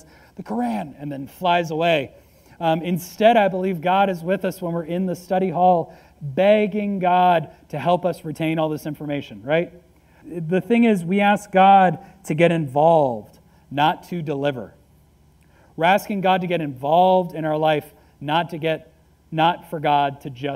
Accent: United States; I am an American

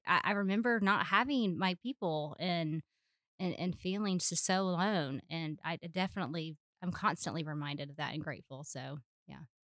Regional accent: Charleston, South Carolina, United States; moved away as an adult; also born or lived in Little Rock, Arkansas; now in Lakeland, United States; I'm from Charleston, South Carolina

